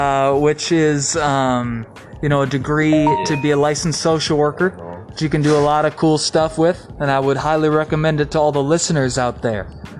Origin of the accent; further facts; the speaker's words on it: St. Paul, Minnesota, United States; So I'm from St. Paul, Minnesota. I went to St. Paul Central High School.